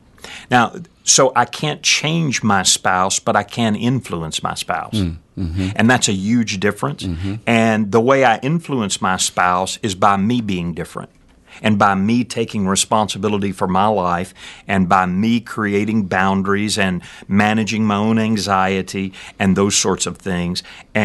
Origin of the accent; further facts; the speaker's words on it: Danbury, Texas, United States; I am from this part of the world. I grew up in Brazoria County, actually, down a little place called Danbury, which is in between Angleton and Alvin, out in the middle of a rice field.